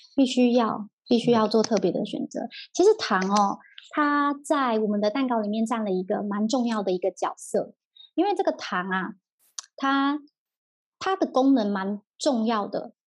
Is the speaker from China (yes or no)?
no; Taiwan; 我们台湾人就真的没吃那么甜啦